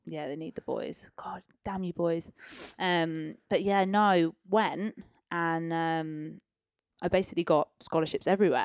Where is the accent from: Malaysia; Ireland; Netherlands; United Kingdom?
United Kingdom; Peterborough, East of England; moved away; also born or lived in London; born and raised in Peterborough